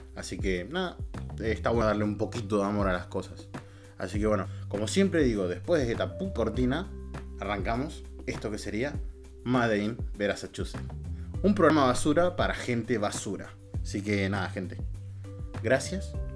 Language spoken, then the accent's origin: Spanish; Bera, Buenos Aires Province, Argentina; yo soy de zona sur, soy de Vera